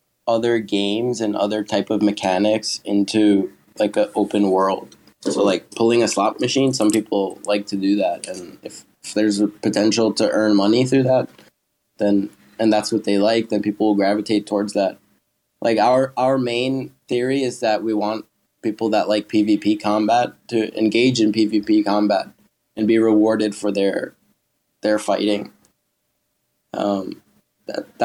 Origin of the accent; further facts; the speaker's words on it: United States; now in Thailand; I'm American and I don't live there, but I would like to go back and see my family